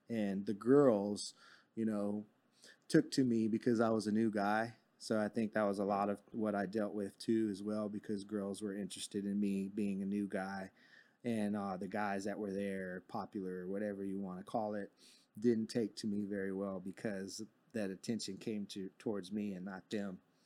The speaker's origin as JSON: {"language": "English", "town": "Fort Worth", "region": "Texas", "country": "United States", "tie": "born or raised there", "said": "I actually grew up in Fort Worth. I was born in Fort Worth at John"}